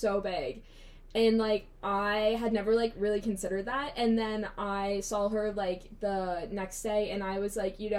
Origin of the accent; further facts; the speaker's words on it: Newark, Ohio, United States; I'm from Newark, Ohio, about an hour out of Columbus